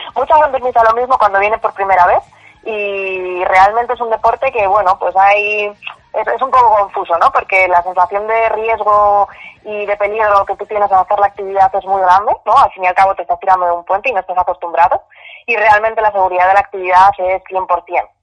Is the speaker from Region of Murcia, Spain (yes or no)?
no; Madrid, Community of Madrid, Spain; yo soy de Madrid